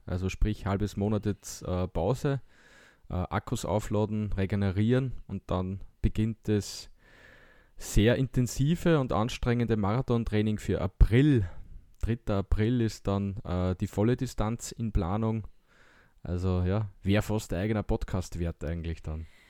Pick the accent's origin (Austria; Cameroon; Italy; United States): Austria; wir als Österreicher